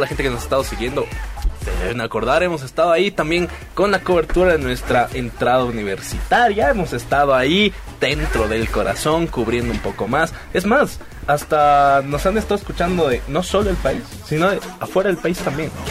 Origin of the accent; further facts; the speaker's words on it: Bolivia; siendo bolivianos